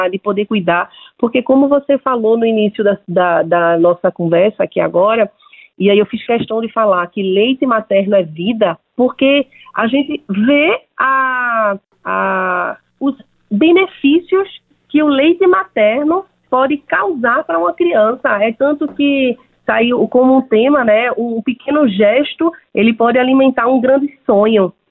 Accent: Pernambuco, Brazil; eu sou de, do estado de Pernambuco e somente em Pernambuco, 144 mil, um pouco mais de 144 mil mulheres foram doadoras de leite humanos

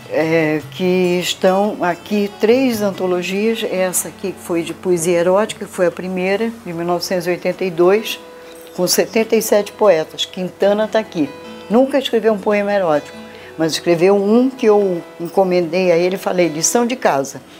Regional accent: Belém, Pará, Brazil; Eu sou de Belém do Pará. Minha mãe é do interior e eu da capital, da, de Belém.

